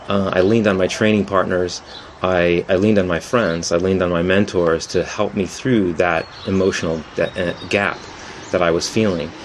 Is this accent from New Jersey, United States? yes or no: no; San Francisco, California, United States; I'm from San Francisco